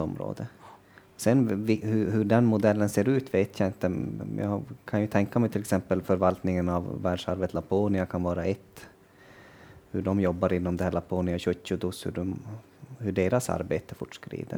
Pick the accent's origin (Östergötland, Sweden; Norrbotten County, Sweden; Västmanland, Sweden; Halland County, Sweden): Norrbotten County, Sweden; Kiruna area; hemma i Kirunaområdet